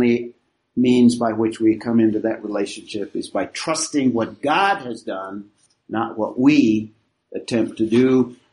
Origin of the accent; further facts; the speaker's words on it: United States; we have as American citizens.